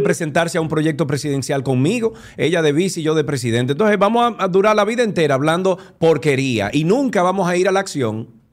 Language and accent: Spanish; Dominican Republic; nosotros, República Dominicana y los dominicanos